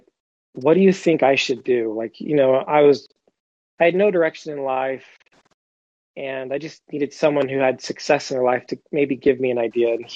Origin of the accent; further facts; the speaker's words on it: Huntington Beach, California, United States; moved away; also born or lived in Missouri; I grew up in Huntington Beach, California, before my dad retired and moved us to Missouri.